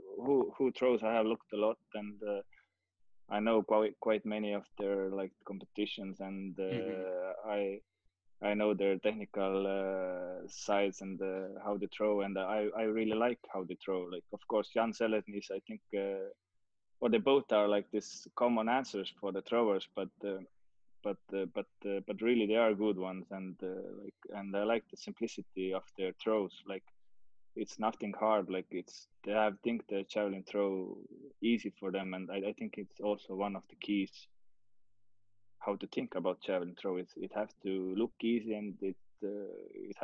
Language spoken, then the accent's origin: English; Estonia; I was the guy from Estonia